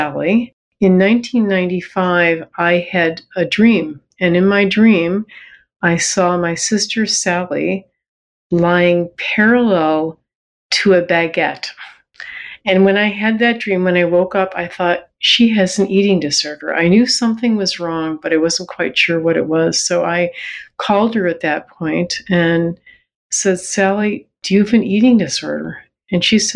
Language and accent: English; Buffalo, New York, United States; moved away as an adult; now in Toronto, Canada; I grew up in Buffalo, New York